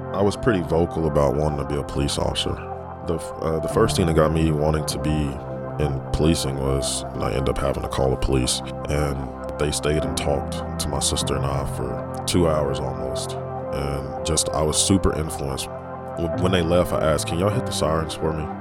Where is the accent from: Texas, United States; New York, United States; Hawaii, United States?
Texas, United States; Dallas; growing up in Dallas, being a Dallas police officer